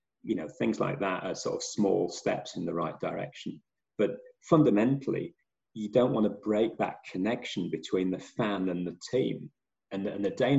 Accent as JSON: {"language": "English", "region": "England", "country": "United Kingdom", "said": "As an Englishman"}